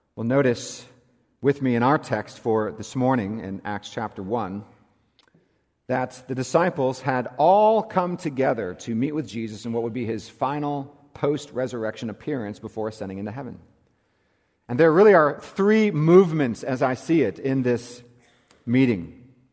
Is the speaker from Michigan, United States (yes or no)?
no; California, United States; moved away as an adult; also born or lived in South Carolina; in what is my home state. I am a native Californian